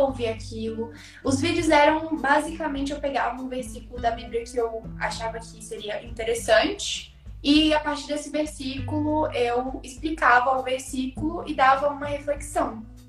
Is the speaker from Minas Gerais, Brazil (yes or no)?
no; Espírito Santo, Brazil; eu moro no estado do Espírito Santo, nasci aqui mesmo, sou capixaba